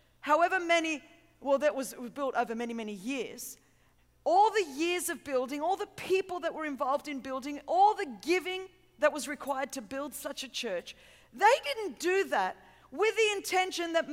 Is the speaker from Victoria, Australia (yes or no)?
no; Sydney, New South Wales, Australia; I hope you understand my accent, and I'm from a little bit further south than here, if you kind of just fly really south for a long time. I'm from Sydney, Australia